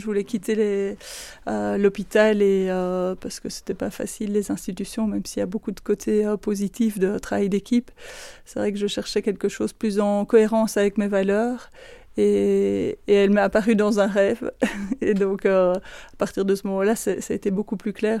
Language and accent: French; Florennes-Philippeville area, Wallonia, Belgium; also born or lived in Vezin, Andenne, Belgium; now in Andenne, Belgium; je ne suis pas originaire d'ici. Je suis originaire du côté de Florène-Philippeville